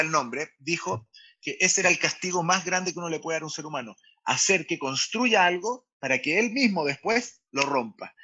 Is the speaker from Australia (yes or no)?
no; Chile; also born or lived in Israel; soy israelí chileno, a los tres años me vengo a Chile, nací en Israel